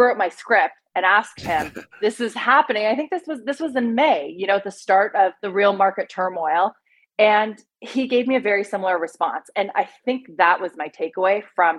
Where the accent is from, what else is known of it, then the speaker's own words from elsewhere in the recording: Canada; moved away as an adult; also born or lived in Singapore / Beijing / London / Vancouver; now in United States; I'm Canadian